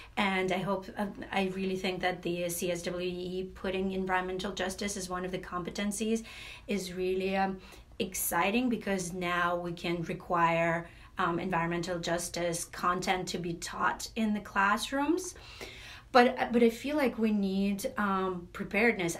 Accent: Latvia; now in United States; I'm originally from Latvia

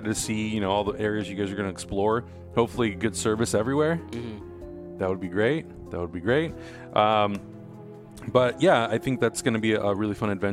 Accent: Canada; I'm Canadian, so you must like hockey by default, right?

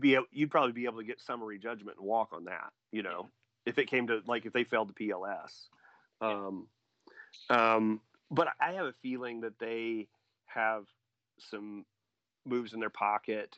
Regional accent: Indiana, United States; also born or lived in Logansport, Indiana; the towns I grew up in in Indiana

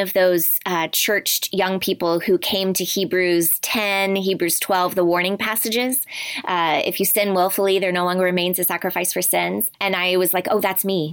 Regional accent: Oklahoma City, Oklahoma, United States; I grew up in Oklahoma City, and if you know much about Oklahoma, really Baptist is the dominant option.

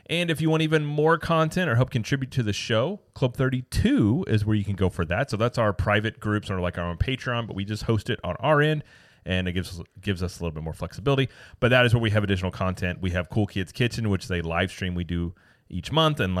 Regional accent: Midwest, United States; I'm classy from the Midwest, of course.

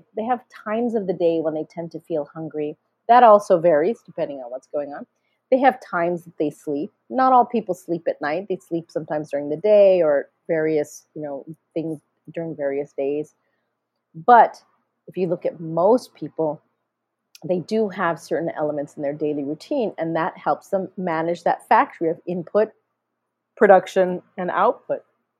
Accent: India; not only because I'm Indian, but because I'm a scientist, I like it because it works.

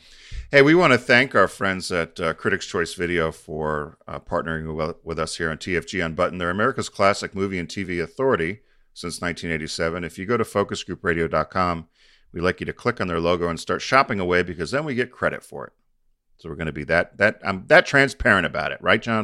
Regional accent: United States; I'm an American

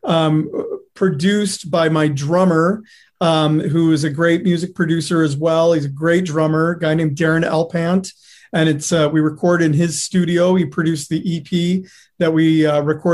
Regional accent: Detroit, Michigan, United States; moved away as an adult; also born or lived in New York; now in Los Angeles, United States; I'm from Detroit, Michigan, but I spent, you know, most of my 20s in New York

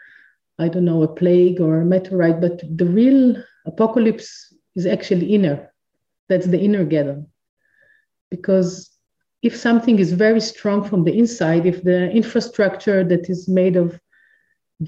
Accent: Israel; I'm from Israel

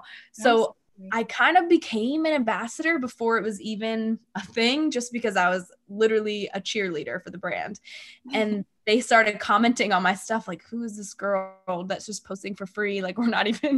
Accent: New Jersey, United States; moved away as an adult; now in Austin, United States; I'm from New Jersey, but I just recently moved to Austin

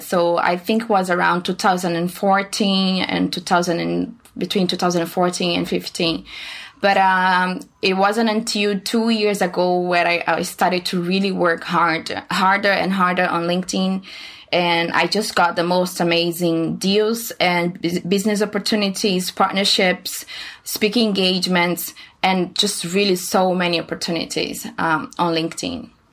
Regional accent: Brazil; moved away as an adult; now in China; I'm from Brazil

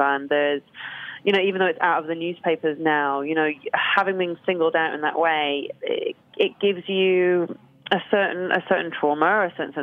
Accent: London, United Kingdom; moved away; back to London. So I kind of was born there, moved away and came back.

